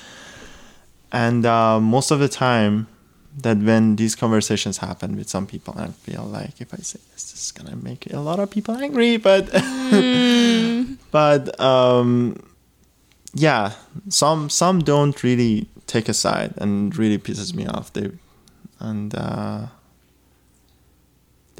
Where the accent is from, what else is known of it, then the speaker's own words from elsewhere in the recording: Iran; moved away; I come from Iran, I come from a whole background of like everything's conservative